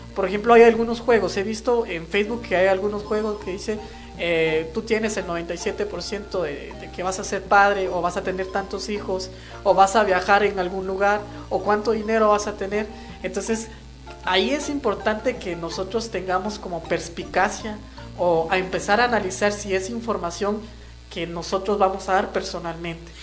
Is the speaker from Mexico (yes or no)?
no; Guatemala; first language Kaqchikel; Spanish is a second language; pues como pertenezco a la comunidad eh, Cachiquel